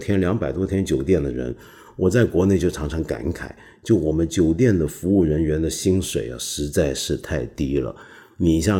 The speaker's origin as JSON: {"language": "Chinese", "country": "China", "said": "我们身为一个中国人，你想想看，这个感觉会不会很魔幻？"}